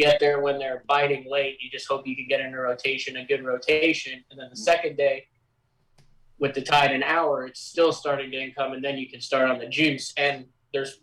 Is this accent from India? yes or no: no; middle of Illinois, United States; moved away; also born or lived in Oklahoma; I'm from Oklahoma. I grew up in the middle of Illinois.